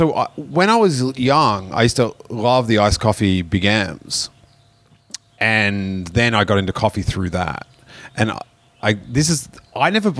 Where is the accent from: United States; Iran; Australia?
Australia; I'm an Australian podcaster and comedian, and we're in LA.